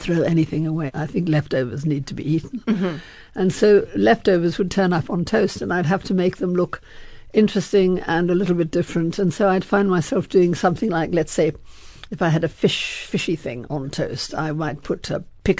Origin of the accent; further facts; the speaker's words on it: South Africa; moved away as an adult; also born or lived in France; growing up in South Africa